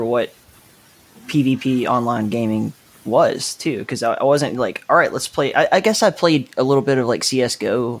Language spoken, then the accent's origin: English; Alabama, United States; a dummy from Alabama growing up